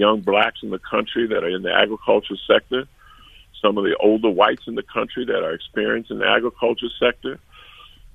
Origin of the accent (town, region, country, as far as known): United States